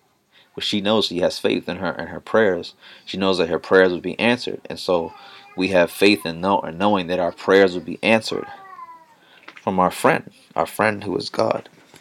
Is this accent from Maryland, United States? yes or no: yes; Baltimore, Maryland, United States; moved away as an adult; now in Mitchell, United States; So I'm from Baltimore, Maryland originally, but I am been in South Dakota for the past 3 years.